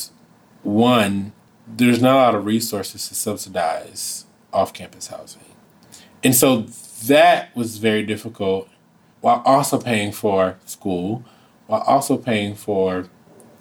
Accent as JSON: {"language": "English", "town": "Saginaw", "region": "Michigan", "country": "United States", "also_born_or_lived": "Washington, D.C.", "moved": "as an adult", "said": "I'm from Saginaw, Michigan."}